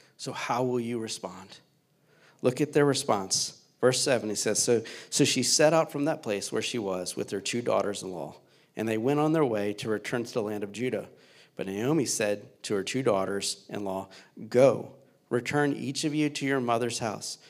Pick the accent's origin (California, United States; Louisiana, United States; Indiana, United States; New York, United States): Louisiana, United States; now in Cincinnati, United States; I'm originally from Louisiana